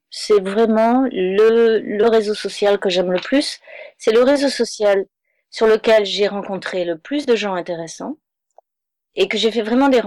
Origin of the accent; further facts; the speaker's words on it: Manhattan, New York, United States; Non, je suis de Manhattan.